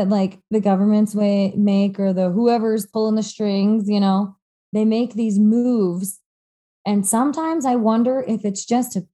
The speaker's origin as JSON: {"language": "English", "town": "High River", "region": "Alberta", "country": "Canada", "tie": "born or raised there", "said": "I grew up in High River, like a little bit redneck"}